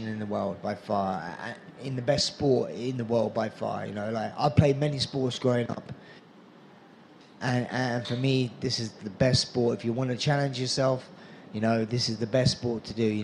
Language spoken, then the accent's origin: English; England, United Kingdom; my home country fans in Nottingham